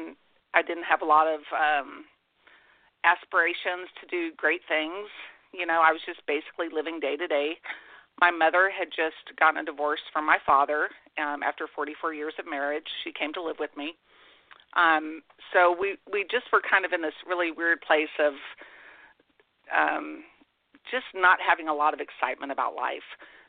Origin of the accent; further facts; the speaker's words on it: Forks, Washington, United States; And then in November of 2011, I actually went back to my hometown as an employee of the Forks Chamber of Commerce.